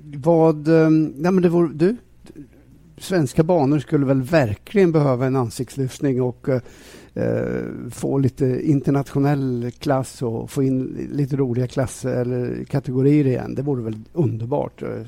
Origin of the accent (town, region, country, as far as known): Sweden